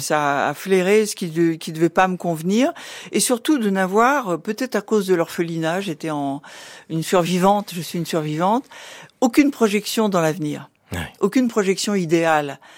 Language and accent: French; Rouen, Normandy, France; now in Paris, France; Je suis née à Rouen